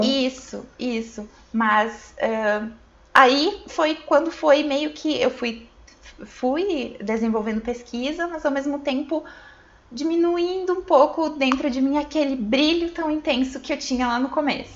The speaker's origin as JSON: {"language": "Portuguese", "town": "Santo Cristo", "region": "Rio Grande do Sul", "country": "Brazil", "tie": "born or raised there", "also_born_or_lived": "Santa Maria", "moved": "as an adult", "said": "a gente morava na, na roça mesmo, aí com 10 anos a gente mudou pra cidade. Meus 10 anos"}